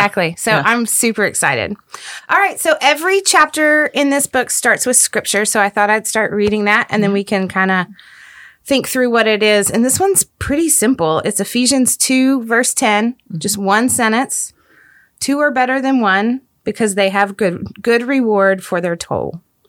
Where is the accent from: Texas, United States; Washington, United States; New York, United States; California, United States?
Texas, United States; DFW Metroplex; My husband and I grew up in the Metroplex. Both of our parents live here. All of our siblings live here.